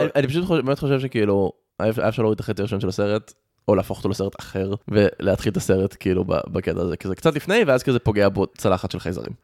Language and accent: Hebrew; Rehovot, Central District, Israel; also born or lived in United States; אני גדלתי ברחובות